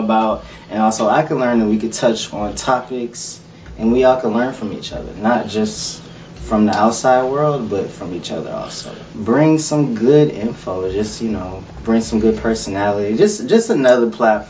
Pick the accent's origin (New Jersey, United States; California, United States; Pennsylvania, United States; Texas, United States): Texas, United States; Houston; I was born in Houston, but I'm a full-fledged country boy.